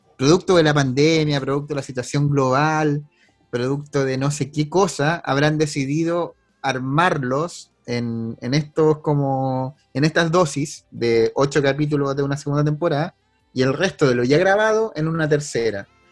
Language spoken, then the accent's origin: Spanish; Chile